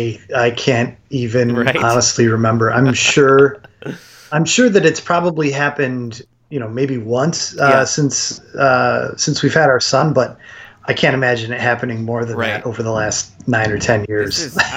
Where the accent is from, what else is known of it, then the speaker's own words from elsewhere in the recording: Churchville, New York, United States; I grew up west of Rochester in Churchville.